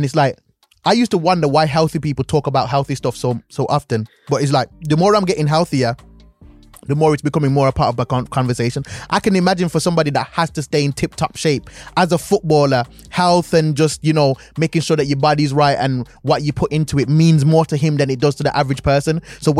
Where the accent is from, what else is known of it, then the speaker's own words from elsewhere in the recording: Jamaica; born there; I was born in Jamaica.